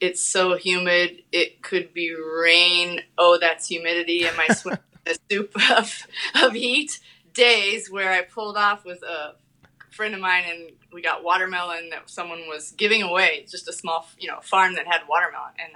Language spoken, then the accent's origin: English; Shelby, Iowa, United States; moved away as an adult; also born or lived in New York City; Shelby, Iowa, Southwest Iowa